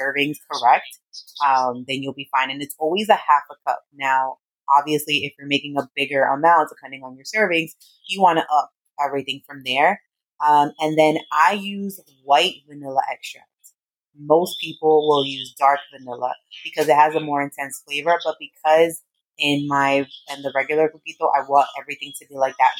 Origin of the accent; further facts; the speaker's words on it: New York City, New York, United States; also born or lived in Brooklyn, New York / San Diego, California; I am originally from the Bronx. Well, I was born in Brooklyn, in New York, but I lived almost my entire life in the Bronx